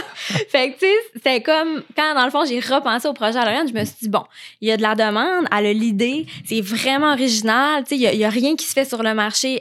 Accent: Saguenay, Quebec, Canada; je viens de, du Saguenay

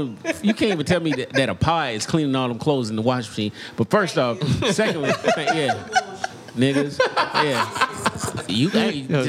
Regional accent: Florida, United States; I grew up in Florida with hurricanes.

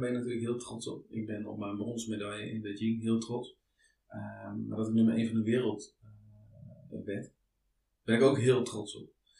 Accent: Netherlands; Ik ben toch wel echt een Hollander

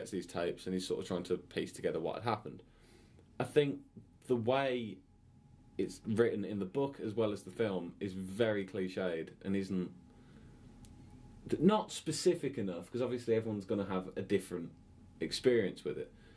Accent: England, United Kingdom; being English

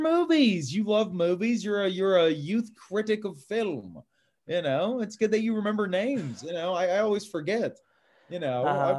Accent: Atlanta, Georgia, United States; growing up in Atlanta

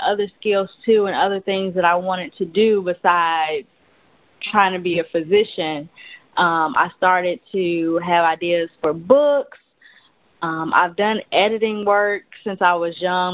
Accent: St. Louis, Missouri, United States; moved away as an adult; now in Dallas, United States; I'm from St. Louis, Missouri, but um, I moved down here about a year and a half ago to Dallas, Texas

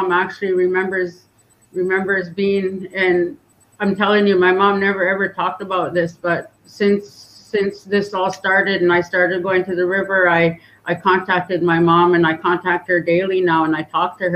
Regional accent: Lillooet, British Columbia, Canada; also born or lived in Pavilion; So I grew up in the community of Lowit

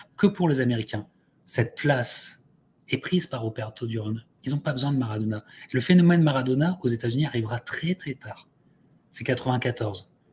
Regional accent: France; en tant que Français

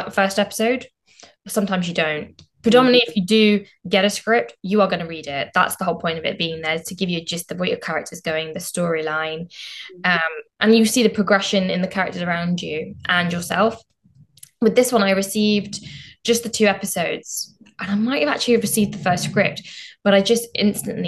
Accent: Southall, London, United Kingdom; I'm from Southall originally and, you know, grew up in Southall

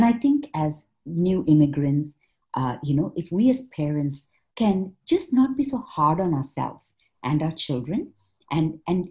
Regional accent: India; also born or lived in Malaysia / North America; now in Canada; I was born in Malaysia, grew up in India, went back, traveled across Asia quite a bit, and then moved to North America.

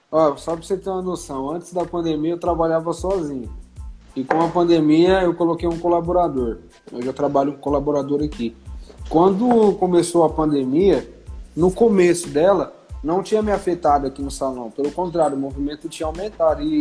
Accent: Nova Independência, São Paulo, Brazil; eu tenho 19 anos, eu sou aqui de Nova Independência.

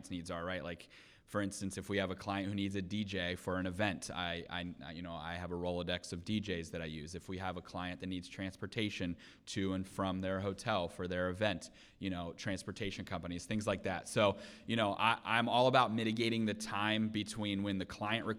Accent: Seminole County, Florida, United States; I was born and raised in Seminole County

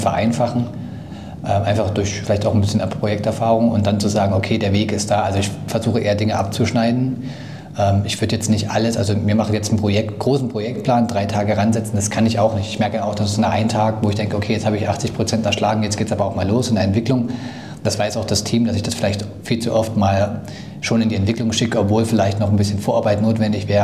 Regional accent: Thuringia, Germany; moved away as an adult; now in Dresden, Germany; ich komme aus Dresden, bin ursprünglich aus Thüringen, aber bin zum Studium nach Dresden gezogen

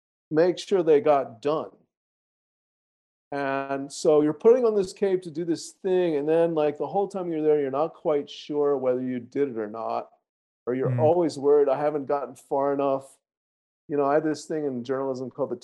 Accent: the South, United States; accent: Southern; I said a little Southern because I'm from the South

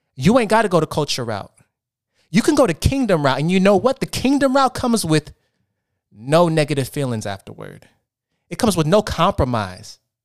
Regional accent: Portland, Oregon, United States; moved away as an adult; now in Los Angeles, United States; I'm from Portland, Oregon. I moved out to Los Angeles, California seven years ago to pursue acting.

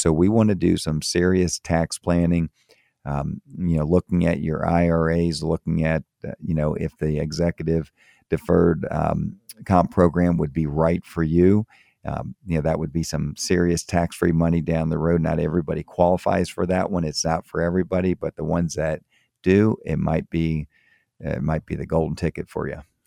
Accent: Florida, United States; moved away as an adult; also born or lived in Tampa, Florida / Miami, Florida / Maryland; I grew up in Florida, grew up in, um, in Tampa, and I grew up also in Miami. So that's is where I'm, I'm from

